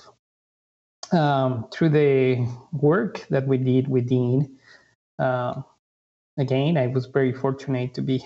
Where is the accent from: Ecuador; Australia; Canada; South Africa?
Ecuador; moved away as an adult; also born or lived in Honduras / North Carolina; now in United States; I'm originally from Ecuador, South America